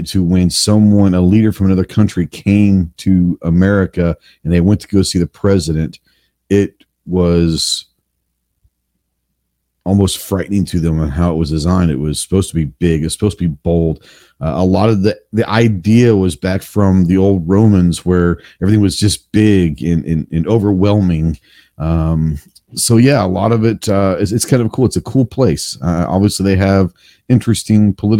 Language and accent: English; Texas, United States; I'm from Texas